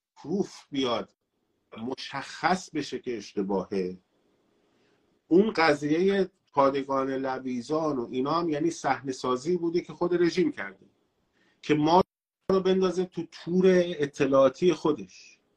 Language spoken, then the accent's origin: Persian; Tehran, Tehran Province, Iran; تهران مثلاً شهر خودم بوده